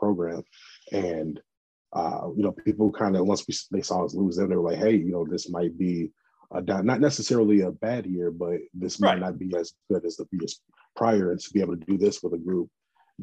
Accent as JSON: {"language": "English", "area": "Hawkins Park", "region": "Illinois", "country": "United States", "tie": "born or raised there", "also_born_or_lived": "Kankakee County, Illinois", "said": "I actually grew up about 30 miles west in a little small town called Hawkins Park"}